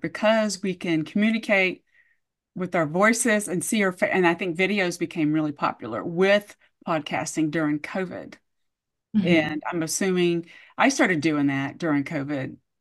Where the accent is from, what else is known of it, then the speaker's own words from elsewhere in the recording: Georgia, United States; I grew up in the Georgia area